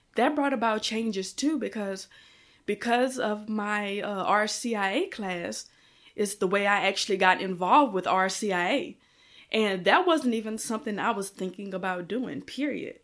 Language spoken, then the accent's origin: English; Louisiana, United States; moved away; I'm from Louisiana